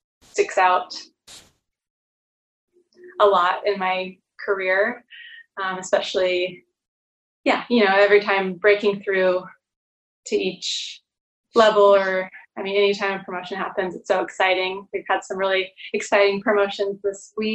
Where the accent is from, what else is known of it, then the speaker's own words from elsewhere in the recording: Orange County, Southern California, United States; now in San Francisco, United States; I grew up in Southern California and in Orange County